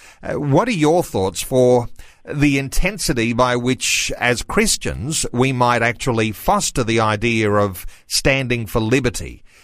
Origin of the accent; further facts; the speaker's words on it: Australia; something special about being Australian